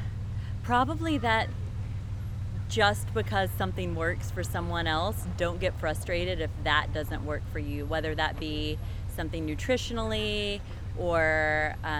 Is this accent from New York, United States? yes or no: no; Owensboro, Kentucky, United States; moved away as an adult; now in New Orleans, United States; originally from Owensboro, Kentucky, and recently relocated to New Orleans